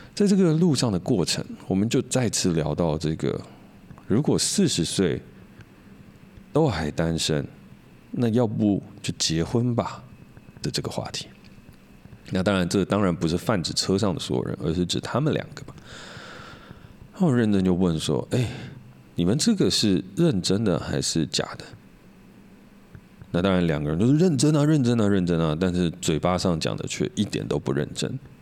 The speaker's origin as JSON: {"language": "Chinese", "region": "Hsinchu", "country": "Taiwan", "tie": "born or raised there", "said": "我们都是台湾长大的"}